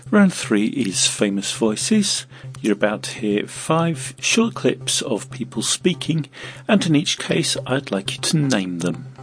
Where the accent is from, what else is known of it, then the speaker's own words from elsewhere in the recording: England, United Kingdom; my parents, I'm, I'm English, so we persevere with all the English traditions